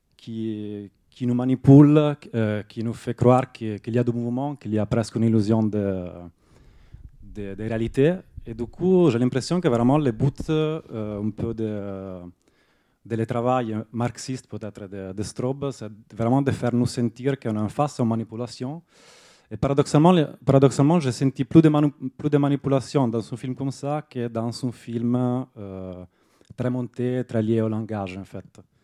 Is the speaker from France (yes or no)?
no; Italy; French is a second language; je suis italien